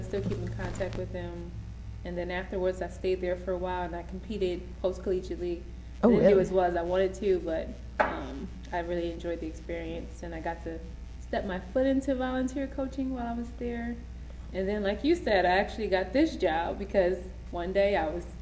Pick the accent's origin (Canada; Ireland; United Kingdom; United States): United States; Philadelphia, Pennsylvania; I'm from Philadelphia, Pennsylvania. So growing up, it was just me and my mom